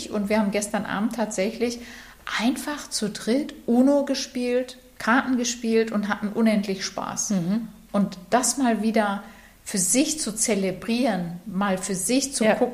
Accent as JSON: {"language": "German", "town": "Bochum", "region": "North Rhine-Westphalia", "country": "Germany", "tie": "born there", "said": "Der neunte Tipp für unser Lösungswort ist der Buchstabe B wie Bochum, meine Geburtsstadt."}